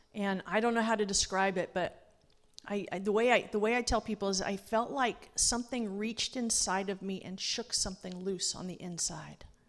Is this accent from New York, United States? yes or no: no; Los Angeles, California, United States; moved away as an adult; I grew up in Los Angeles